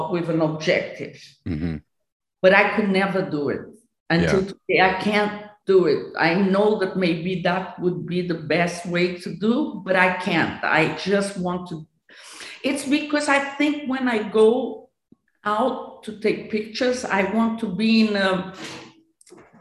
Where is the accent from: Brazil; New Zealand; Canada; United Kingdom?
Brazil; My Brazilian part, as I was born in Brazil